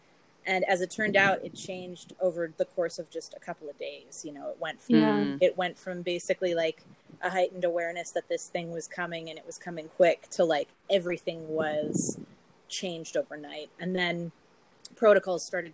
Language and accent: English; Los Angeles, California, United States; moved away as an adult; now in Montreal, Canada; I am from Los Angeles, and I moved here from LA about 15 years ago.